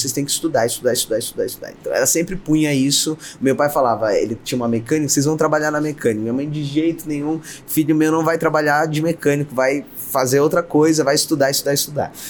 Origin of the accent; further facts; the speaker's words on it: São Paulo, Brazil; eu nasci numa periferia em São Paulo, meu pai era mecânico, minha mãe fazia bolo, uhum. é, eu nasci no bairro do Grajaú